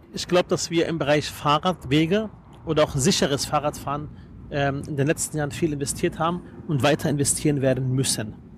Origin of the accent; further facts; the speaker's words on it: Berlin, Germany; Ich bin Berliner durch und durch